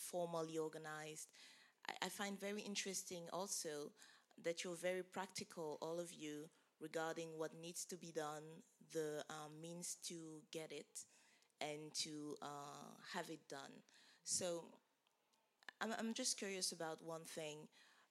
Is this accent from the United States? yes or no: no; Abidjan, Côte d’Ivoire; moved away; I grew up in Abidjan